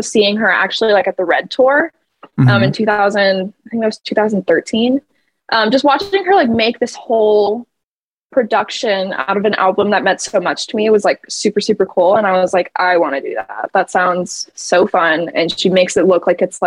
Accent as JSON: {"language": "English", "town": "Batavia", "region": "Illinois", "country": "United States", "tie": "born or raised there", "also_born_or_lived": "Indianapolis, Indiana", "moved": "as an adult", "lives_now": "Los Angeles, United States", "said": "I was born in Indianapolis, but I grew up in the Chicagoland area."}